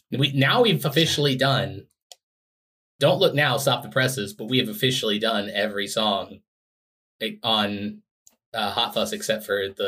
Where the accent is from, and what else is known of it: United States